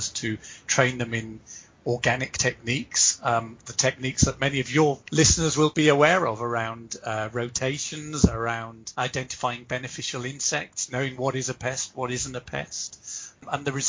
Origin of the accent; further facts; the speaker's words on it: Pembrokeshire, West Wales, United Kingdom; I was brought up in Pembrokeshire in West Wales.